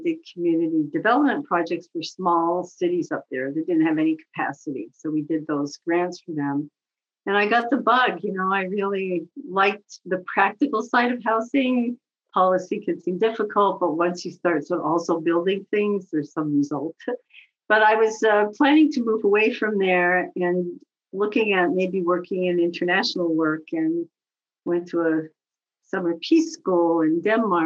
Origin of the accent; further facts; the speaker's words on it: Montreal, Quebec, Canada; moved away as an adult; also born or lived in Toronto; now in United States; I grew up in Montreal and went to French school until high school.